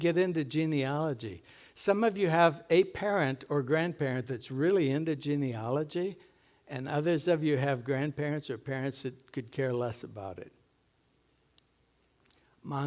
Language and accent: English; Sunburg, Minnesota, United States; moved away; also born or lived in Willmar, Minnesota; I grew up in Sunburg not knowing my Rigstead relatives in Wilmer, distant relatives.